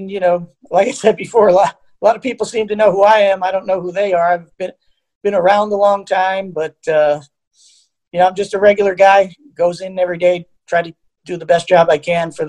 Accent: Long Island, New York, United States; moved away; I grew up in Long Island.

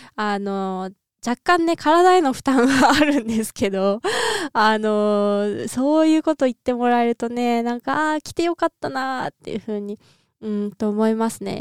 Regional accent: Niigata, Japan; 実家新潟なんで

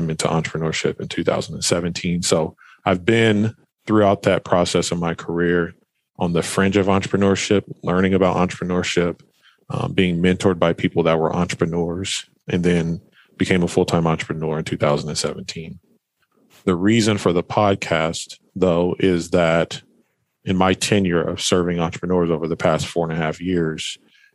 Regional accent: Fresno, California, United States; moved away as an adult; also born or lived in Portland, Oregon; I'm originally from Fresno, California, born and raised there.

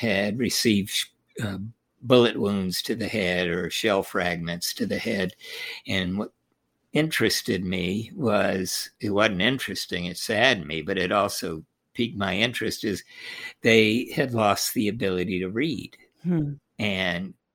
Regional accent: Holyoke, Massachusetts, United States; also born or lived in Tokyo, Japan; I was born in Tokyo, Japan. My father was in the military, served in Europe during World War II, then was on MacArthur's staff. And so moved to Holyoke, Massachusetts, and started school early

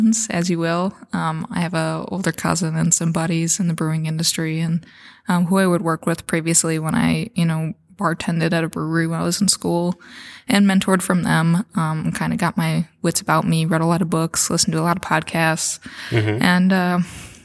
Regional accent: Edgewood, Iowa, United States; now in Guttenberg, United States; I'm originally from Edgewood, which is just some tiny little town in northeast Iowa.

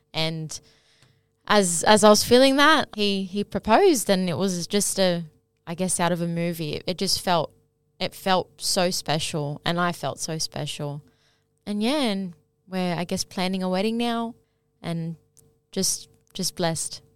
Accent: Sydney, New South Wales, Australia; growing up in Sydney

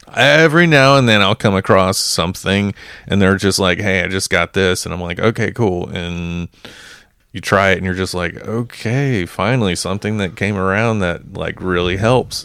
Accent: Texas, United States; moved away; in my home state

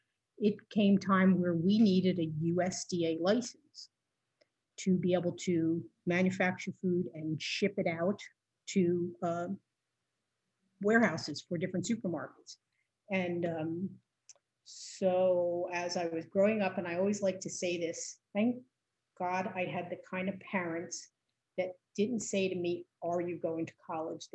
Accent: Northern New Jersey, United States; I grew up in Northern Jersey. So I'm a definite city girl. We were born and raised in the city.

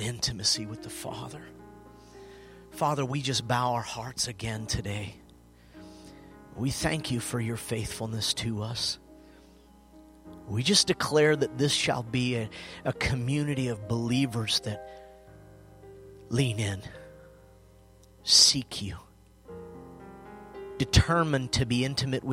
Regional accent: United States; born and raised. With the exception of about 6 years, I lived outside of the state

